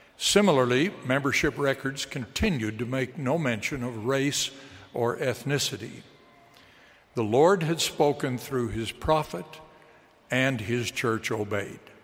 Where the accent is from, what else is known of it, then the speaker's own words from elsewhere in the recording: Utah, United States; moved away as an adult; also born or lived in Chicago / Washington, D.C.; I grew up in Utah